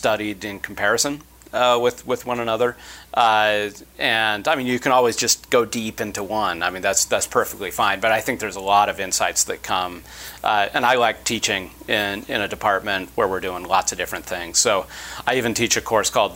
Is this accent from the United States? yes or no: yes; Utah, United States; I grew up in Utah, and I went to BYU for my undergraduate